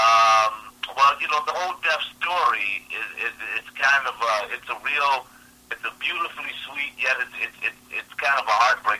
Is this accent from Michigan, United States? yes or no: yes; Detroit, Michigan, United States; I'm from the Detroit area.